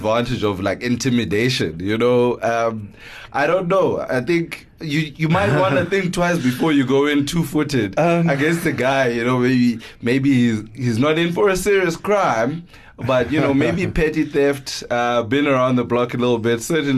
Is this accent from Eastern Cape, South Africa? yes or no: yes; Eastern Cape, South Africa; I'm from the Eastern Cape